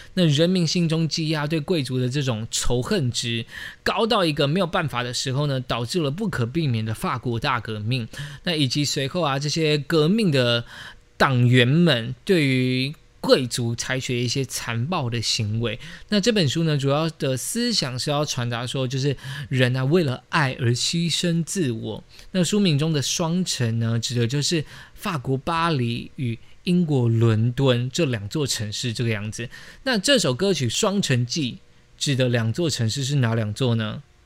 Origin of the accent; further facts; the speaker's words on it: Taiwan; 我们就是土生土长台湾人